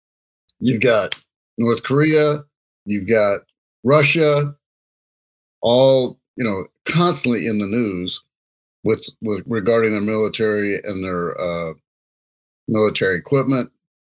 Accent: Jamaica; Hey, I'm Jamaican, so sometimes they bad.

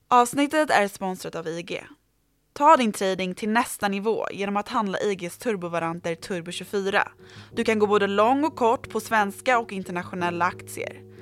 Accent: Sweden; vi svenskar

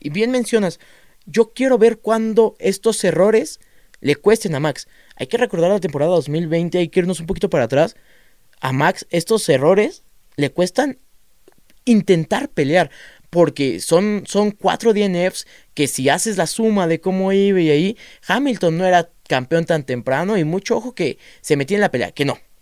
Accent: Mexico; somos mexicanos

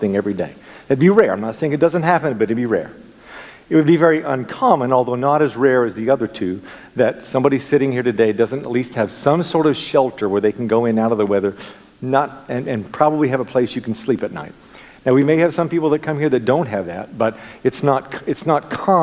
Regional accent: United States; as an American

